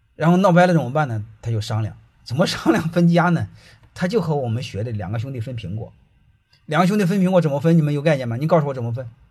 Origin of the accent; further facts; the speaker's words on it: China; 我们中国人